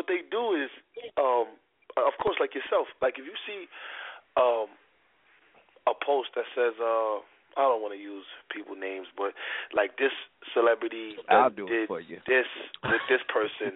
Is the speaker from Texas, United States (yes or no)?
no; New York City, New York, United States; I'm from Harlem.